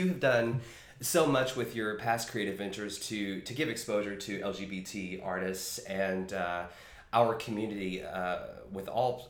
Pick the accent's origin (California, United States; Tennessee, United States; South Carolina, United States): Tennessee, United States; Clinton; Do you know that my hometown is Clinton?